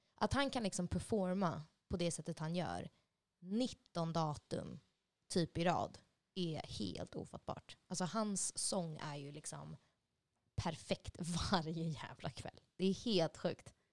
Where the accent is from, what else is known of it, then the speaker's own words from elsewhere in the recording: Solna, Stockholm County, Sweden; moved away as an adult; also born or lived in Los Angeles, United States / Nashville, United States / Örnsköldsvik, Sweden; sen så var jag uppvuxen mer bara ja, en tio minuters promenad upp på Råsundavägen vid Näckrosen